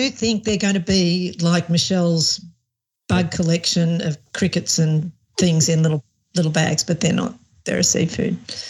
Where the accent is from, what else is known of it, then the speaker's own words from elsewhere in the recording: Australia; But in Australia, it's not what we were raised on.